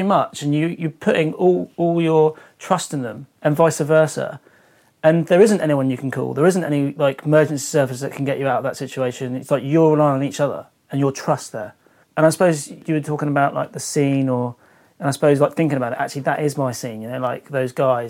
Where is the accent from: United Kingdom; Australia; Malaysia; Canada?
United Kingdom; England; oh, where are you from? Oh, England. All right, mate, yeah. Like, you know, so there's never any pressure. And as English people, we're always pretty polite and easy to get along with.